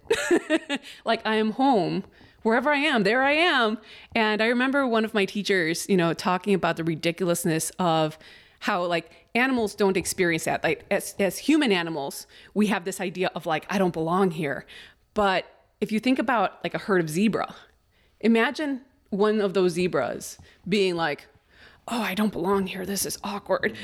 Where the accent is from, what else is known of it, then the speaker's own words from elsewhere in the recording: Chicago, Illinois, United States; English is a second language; also born or lived in Mexico City, Mexico; I was born in Mexico City. At five years old, my mom meets my dad, my stepdad, and we move to Chicago